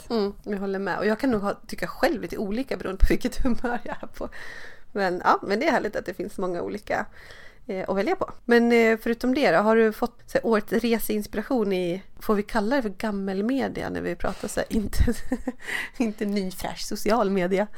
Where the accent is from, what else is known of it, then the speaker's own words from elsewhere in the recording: Dalarna County, Sweden; jag är ju uppvuxen i Dalarna